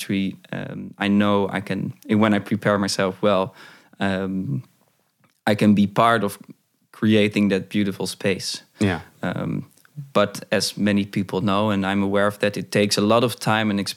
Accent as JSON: {"language": "English", "town": "Hoorn", "region": "North Holland", "country": "Netherlands", "tie": "born or raised there", "said": "I have one mentor from my hometown, Horen"}